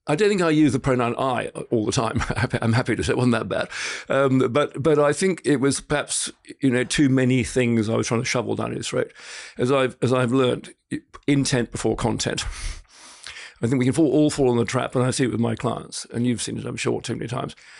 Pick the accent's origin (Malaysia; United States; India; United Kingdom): United Kingdom; Scotland; now in Australia; being half Scot, half French, I grew up in Scotland.